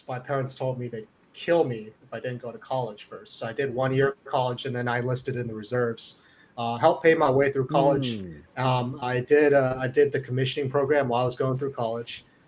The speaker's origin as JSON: {"language": "English", "region": "California", "country": "United States", "tie": "born or raised there", "also_born_or_lived": "Boston", "moved": "as an adult", "said": "I grew up in California, but I went to boot camp in Paris Island because I enlisted when I was going to school in Boston"}